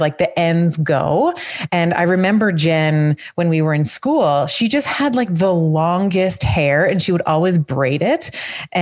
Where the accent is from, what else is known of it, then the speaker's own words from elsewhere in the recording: Canada; as a Canadian